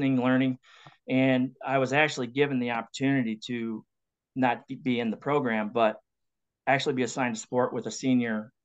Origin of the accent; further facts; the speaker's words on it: LaGrange, Indiana, United States; my youth growing up in LaGrange, small town